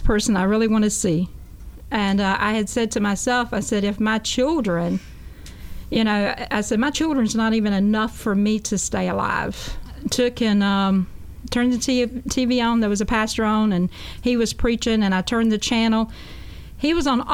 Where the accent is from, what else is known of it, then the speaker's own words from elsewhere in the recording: Jesup, Georgia, United States; I'm from Jessup, Georgia, a small country town. I grew up as a Baptist